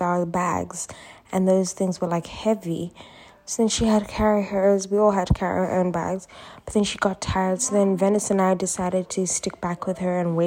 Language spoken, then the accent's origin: English; Uganda; Uganda, which is my home country